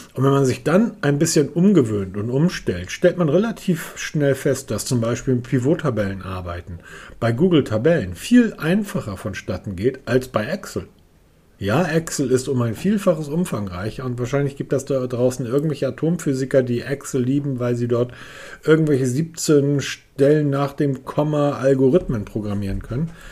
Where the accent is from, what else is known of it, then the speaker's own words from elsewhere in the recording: the North, Northern Germany, Germany; bei uns im Norden